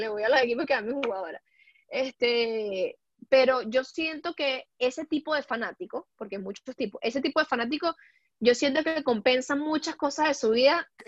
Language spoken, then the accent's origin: Spanish; Venezuela; also born or lived in Puebla, Mexico; now in Europe; como decimos en Venezuela